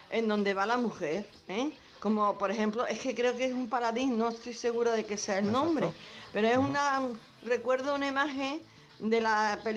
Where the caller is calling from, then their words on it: Jerez de la Frontera, Andalusia, Spain; Hola, buenas tardes, cafelito y besos. … de Jerez.